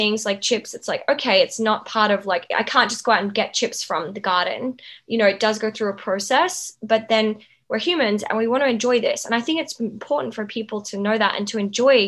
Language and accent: English; Outback, Australia; where I grew up in Outback Australia with the Indigenous people